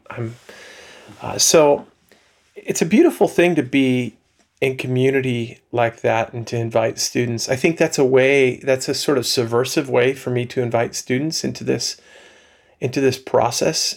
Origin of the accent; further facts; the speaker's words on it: Long Island, New York, United States; accent: subtle Long Island; now in Holland, United States; I grew up on Long Island, New York